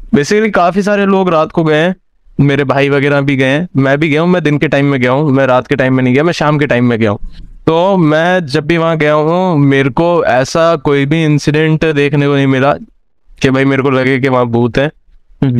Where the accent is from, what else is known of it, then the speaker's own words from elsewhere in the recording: Bikaner, Rajasthan, India; है मेरा शहर बीकानेर